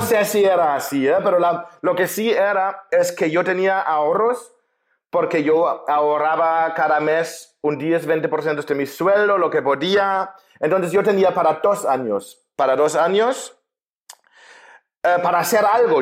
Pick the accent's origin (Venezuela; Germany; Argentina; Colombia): Germany; Spanish is a second language; moved away as an adult; also born or lived in Spain / Mexico; now in Budapest, Hungary; Yo soy alemán, nací en Alemania